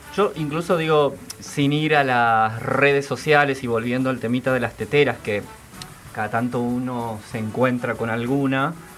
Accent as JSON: {"language": "Spanish", "region": "Formosa", "country": "Argentina", "moved": "yes", "lives_now": "Buenos Aires, Argentina", "said": "yo que vengo de Formosa y que llegué acá en el 2000, no sé, 6, 7"}